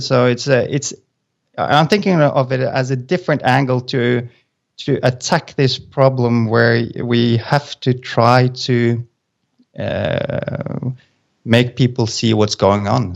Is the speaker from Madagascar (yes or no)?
no; Norway; moved away as an adult; now in Azores, Portugal; I'm from Norway, but we've moved, uh, so now we're sitting in the middle of Atlant-, uh, the Atlantic Ocean, uh, at a place called the A-, Azores.